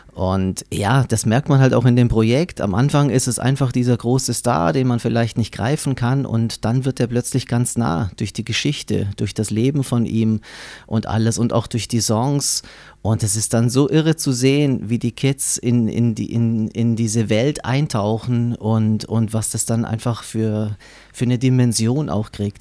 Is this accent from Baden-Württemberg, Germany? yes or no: yes; Baden-Württemberg, Germany; Ich bin selbst in Baden-Württemberg aufgewachsen